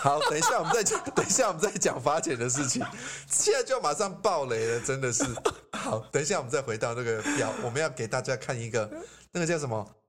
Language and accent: Chinese; Taiwan; 我们台湾人